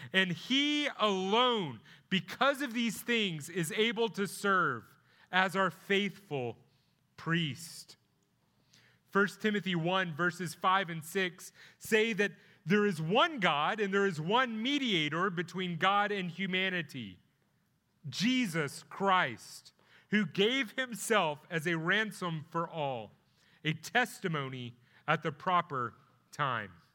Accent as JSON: {"language": "English", "town": "Plano", "region": "Texas", "country": "United States", "tie": "born or raised there", "lives_now": "Grayson County, United States", "said": "I'm from Plano. Uh, that's where I went to high school"}